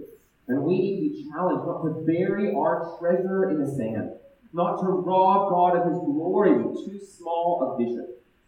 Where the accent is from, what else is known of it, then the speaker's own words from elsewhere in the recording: Ethiopia; also born or lived in Ghana / Australia / Germany; So I was born in Ghana. I grew up in Ethiopia. And then I moved from Ethiopia to Australia.